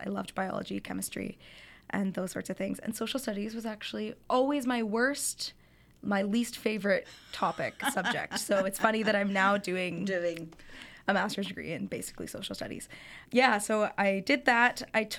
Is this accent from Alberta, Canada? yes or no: yes; Calgary, Alberta, Canada; moved away; Yeah, so I'm from Calgary, Alberta, and I was born and raised there. I did my undergrad at the University of Calgary